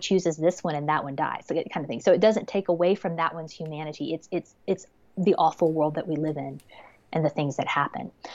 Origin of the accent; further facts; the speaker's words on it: Georgia, United States; I'm from Georgia